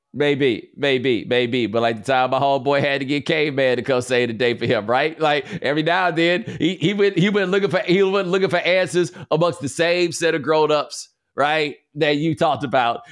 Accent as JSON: {"language": "English", "region": "Texas", "country": "United States", "said": "I'm from Texas"}